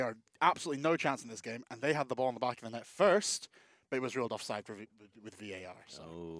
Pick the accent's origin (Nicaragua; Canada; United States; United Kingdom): United Kingdom; Scotland; No, I'm from Scotland.